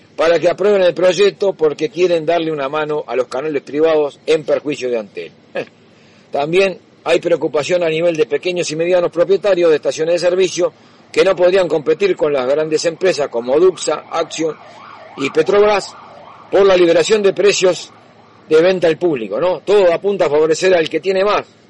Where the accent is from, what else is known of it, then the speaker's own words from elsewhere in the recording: Uruguay; estamos al medio de dos países